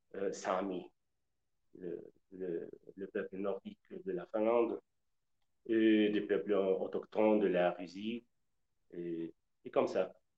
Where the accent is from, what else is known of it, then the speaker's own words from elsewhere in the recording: west-central Mexico, Mexico; French is a second language; moved away; je suis originaire du centre-ouest du Mexique